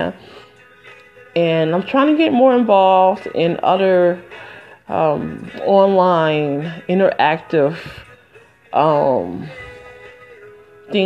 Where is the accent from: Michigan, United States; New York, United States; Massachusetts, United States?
Michigan, United States; now in New Jersey, United States; I'm from Michigan originally, but I live in New Jersey